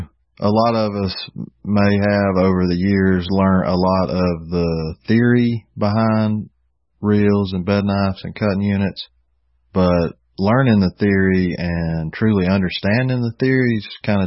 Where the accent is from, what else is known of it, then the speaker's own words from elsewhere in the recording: Georgia, United States; I'm from Georgia, and I'm in Georgia